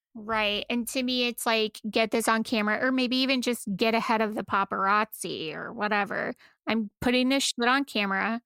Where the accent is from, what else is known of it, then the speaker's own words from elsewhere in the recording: United States; we're all American